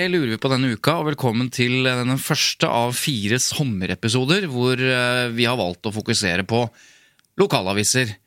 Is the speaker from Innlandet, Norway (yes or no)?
yes; Jevnaker, Innlandet, Norway; Jevnaker, der jeg er fra